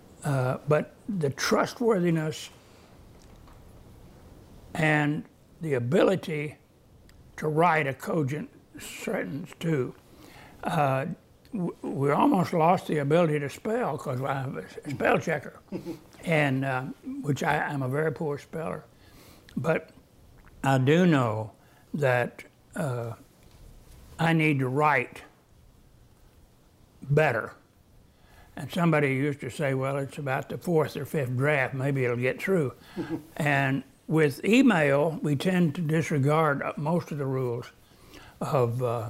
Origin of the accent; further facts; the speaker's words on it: Oklahoma, United States; I grew up in Oklahoma